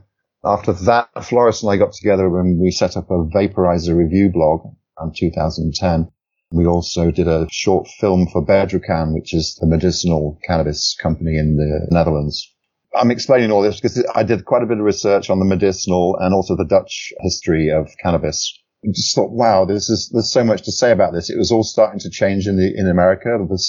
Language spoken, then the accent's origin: English; East of England, United Kingdom; I'm originally from England. I moved around quite a bit as a child, but basically my formative years are in the east of England, Norfolk, which is a big agricultural area.